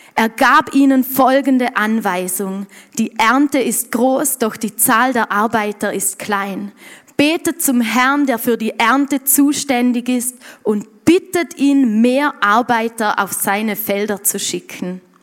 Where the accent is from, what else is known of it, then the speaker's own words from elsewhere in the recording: Montafon, Vorarlberg, Austria; bei uns im Montafon